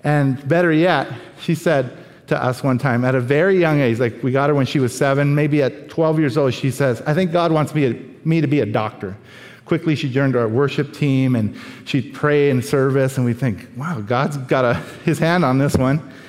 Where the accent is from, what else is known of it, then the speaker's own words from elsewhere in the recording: Oakland, California, United States; first language Spanish; moved away as an adult; now in Thailand; I'm from Oakland